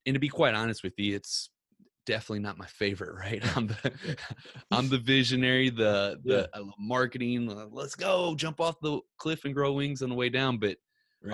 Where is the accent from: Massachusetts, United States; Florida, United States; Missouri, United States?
Missouri, United States; Ferguson; I grew up in uh, Ferguson, Missouri